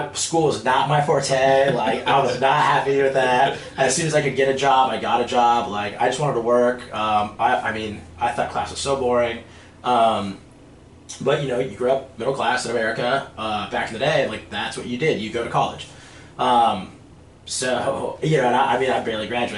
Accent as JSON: {"language": "English", "town": "Los Angeles", "region": "California", "country": "United States", "tie": "born or raised there", "said": "born and raised in Los Angeles, California. You know, land of movie stars, and I'm from the Valley"}